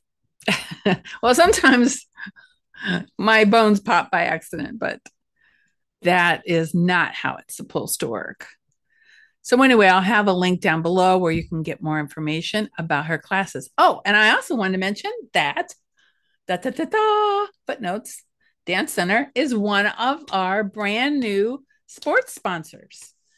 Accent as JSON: {"language": "English", "area": "Ashtabula County", "region": "Ohio", "country": "United States", "also_born_or_lived": "Cleveland, Ohio", "said": "I came from Asheville County, and I felt like a country mouse working in the big city."}